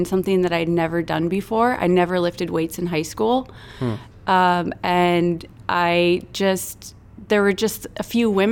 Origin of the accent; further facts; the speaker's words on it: Minnesota, United States; moved away; I'm originally from Minnesota.